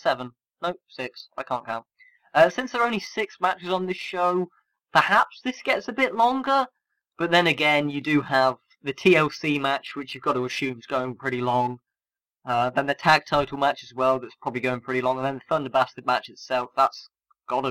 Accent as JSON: {"language": "English", "country": "United Kingdom", "said": "as a British wrestling fan"}